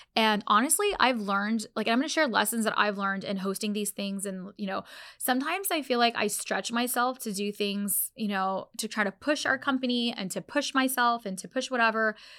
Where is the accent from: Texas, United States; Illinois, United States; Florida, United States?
Florida, United States; Orlando; this is literally my hometown